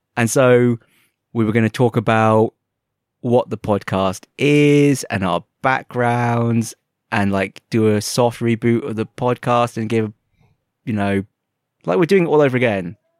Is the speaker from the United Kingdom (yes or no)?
yes; England, United Kingdom; first language English; moved away; I'm from England